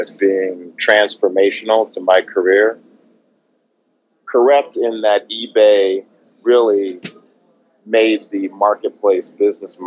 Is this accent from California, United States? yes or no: yes; Oakland, California, United States; I grew up in Oakland, California